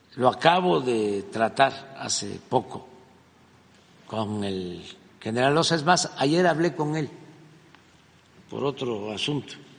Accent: Mexico; eso es lo que somos los mexicanos hoy, de todas nuestras culturas de México

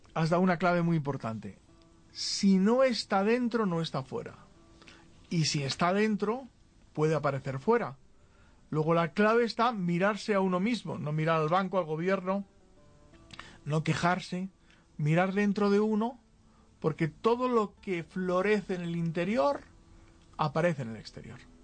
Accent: Spain; En España, muchos nos sentimos españoles, pues la verdad es que en el territorio llamado España somos españoles

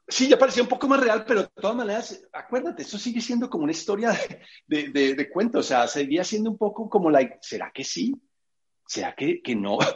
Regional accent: England, United Kingdom; Spanish is a second language; tú me conoces en mi, en mi, en mi lado de inglesa eh, también, yo tengo acento fuerte y, tengo una gramática a veces terrible

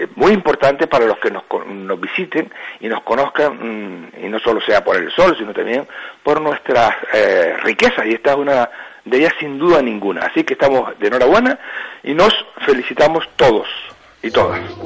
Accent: Gran Canaria, Canary Islands, Spain; los que somos de Gran Canaria

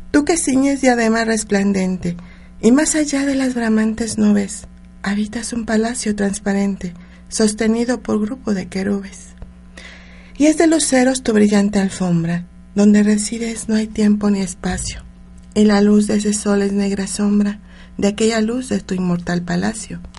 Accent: Puebla, Mexico; born there; Yo soy una mujer que me encanta, me encantan mis raíces, o sea, siempre nací en Puebla y le doy gracias a la, vida por eso, México.

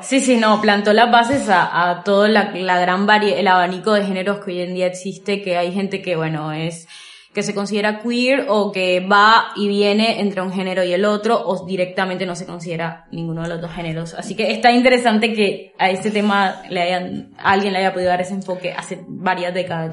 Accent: Colombia; soy colombiana

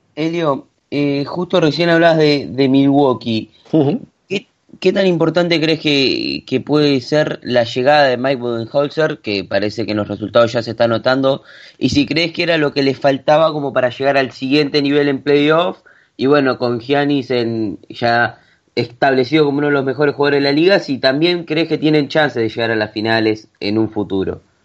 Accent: Argentina; como buen argentino

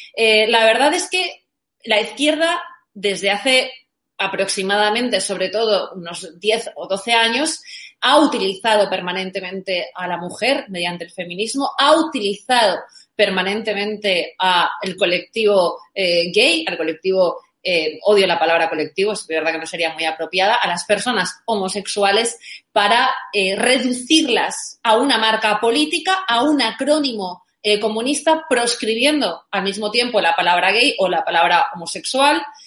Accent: Valencia, Valencian Community, Spain; yo soy de Valencia

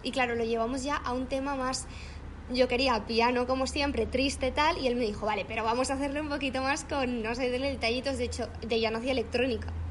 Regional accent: Mallorca, Balearic Islands, Spain; moved away as an adult; now in Madrid, Spain; yo soy de Mallorca, vivía en Mallorca, ahora vivo en Madrid

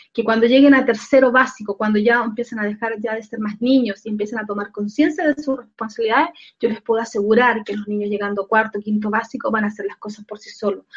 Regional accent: Chile; acá en Chile, en mi país

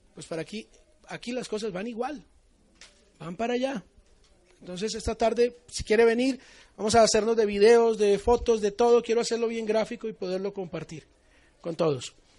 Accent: Colombia; yo soy colombiano.

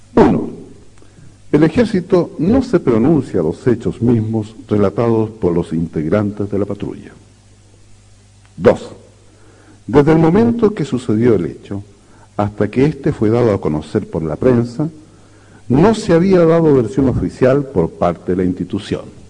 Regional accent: Chile

